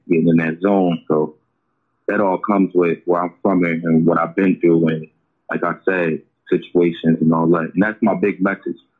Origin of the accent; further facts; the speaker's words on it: Oakland, California, United States; I'm from Oakland